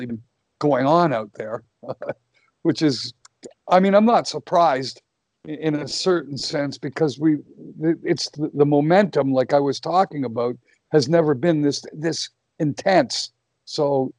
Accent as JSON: {"language": "English", "country": "Canada", "said": "I'm a Canadian"}